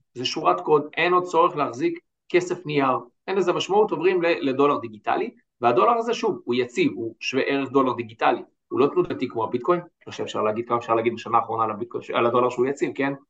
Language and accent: Hebrew; Israel